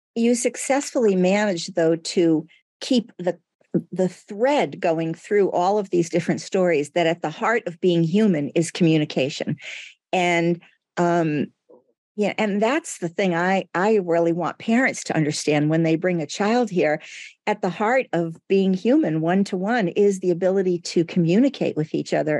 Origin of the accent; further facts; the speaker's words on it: United States; first language Portuguese; English is a second language; as I grew up in the United States